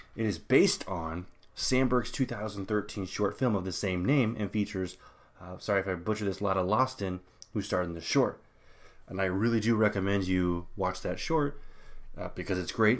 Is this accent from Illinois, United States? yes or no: yes; Illinois, United States; growing up in Illinois